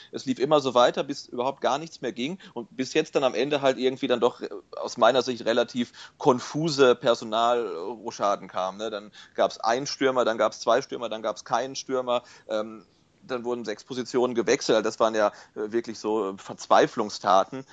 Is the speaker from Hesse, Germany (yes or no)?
no; near Bielefeld, North Rhine-Westphalia, Germany; now in Stuttgart, Germany; ich komme ursprünglich aus der Nähe von Bielefeld